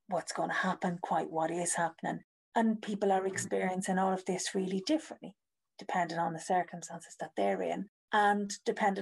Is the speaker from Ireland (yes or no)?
yes; Ireland; now in United Kingdom; I'm Irish. I live in the UK now.